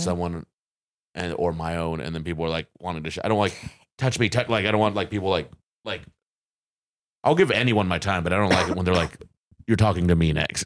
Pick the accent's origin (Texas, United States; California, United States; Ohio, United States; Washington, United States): Texas, United States; Fort Worth; Fort Worth, Texas